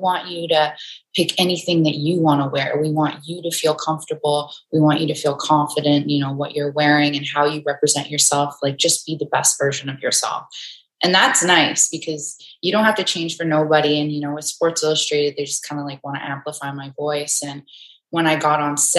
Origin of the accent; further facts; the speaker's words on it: Enoch Cree Nation, Alberta, Canada; I'm from Enoch Cree Nation, which is in Treaty 6 territory.